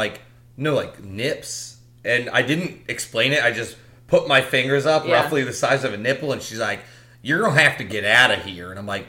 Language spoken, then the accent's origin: English; North Carolina, United States; I grew up in North Carolina. I'm allowed to make fun of them.